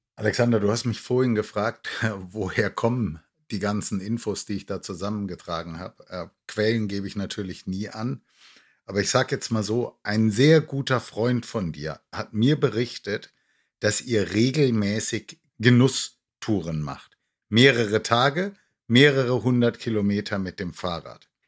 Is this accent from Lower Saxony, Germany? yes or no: no; near Nuremberg, Franconia, Bavaria, Germany; moved away as an adult; now in Cologne, Germany; Ich bin ja nun auch gebürtiger Franke und in der Nähe von Nürnberg aufgewachsen.